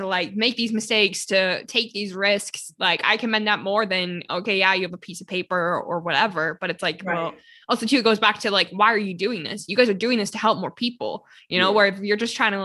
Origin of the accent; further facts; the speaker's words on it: Canada; I'm from Canada too